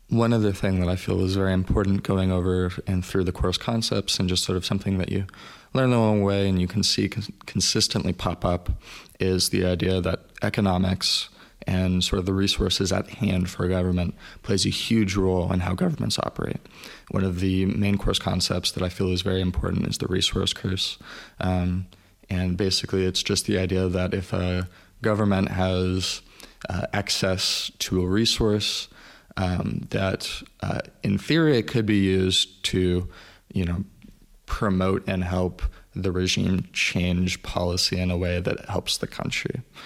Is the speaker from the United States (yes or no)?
yes; United States; growing up in the States